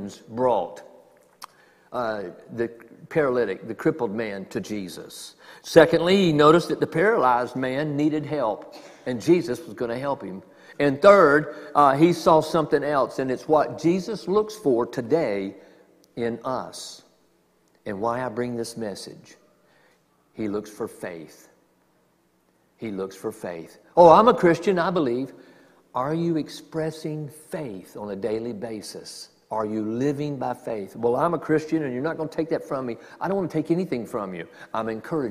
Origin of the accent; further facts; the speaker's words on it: the South, United States; I'm from the South